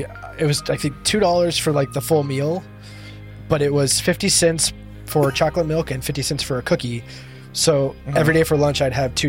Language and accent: English; Rialto, California, United States; Oh. Rialto, California? Know. San Bernardino?